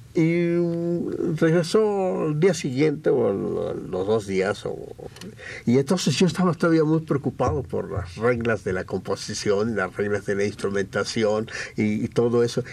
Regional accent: Mexico; soy mexicano

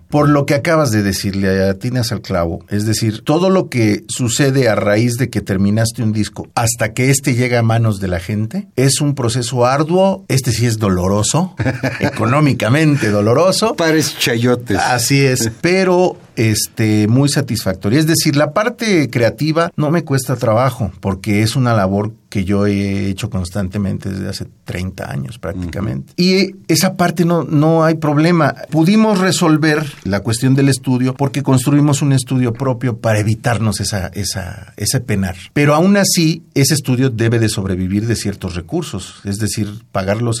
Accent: Oaxaca, Mexico; la música folclórica, la música de mi tierra, de Oaxaca, la música de, de Veracruz, que es una maravilla también. En general, pues la música mexicana

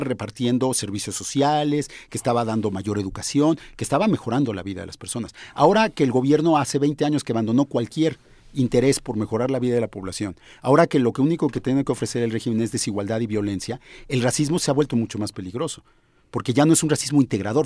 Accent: Mexico; somos mexicanos

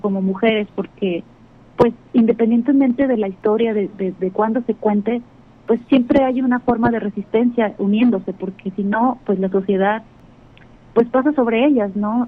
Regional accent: Acapulco, Guerrero, Mexico; moved away; yo nací en Acapulco, me crié allá y allá me formé de muchas formas

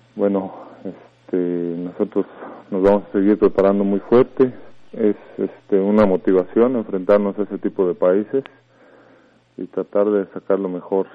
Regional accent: Mexico; como mexicano

